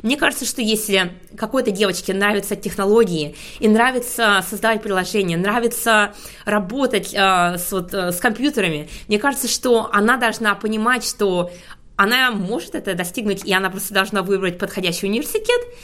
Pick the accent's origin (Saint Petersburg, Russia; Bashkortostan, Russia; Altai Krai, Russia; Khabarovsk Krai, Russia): Bashkortostan, Russia; Ufa; moved away as an adult; also born or lived in Stuttgart, Germany / Munich, Germany / Hamburg, Germany; now in London, United Kingdom; я родилась э, в Уфе, где я проучилась, а, выучилась на химика